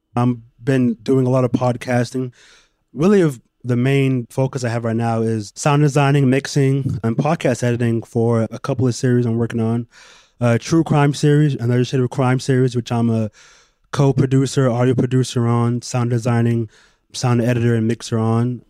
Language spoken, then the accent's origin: English; Bay Area, California, United States; a kid growing up in the Bay Area